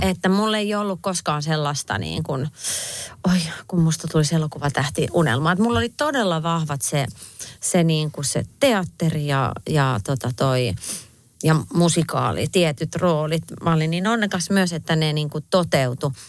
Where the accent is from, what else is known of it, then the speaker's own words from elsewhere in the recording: Viiala, Pirkanmaa, Finland; now in Helsinki, Finland; kun mä oon Viialasta pienestä paikasta kotoisin, niin asutaan kaikki Helsingissä nykyään